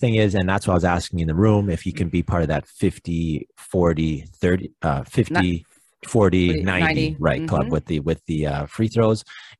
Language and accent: English; Canada; being a Canadian